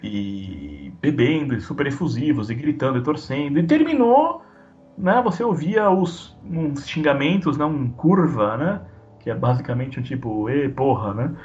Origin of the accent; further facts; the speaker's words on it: São Paulo, Brazil; moved away as an adult; now in Poland; eu sou paulistano, né. Então, quarenta anos de São Paulo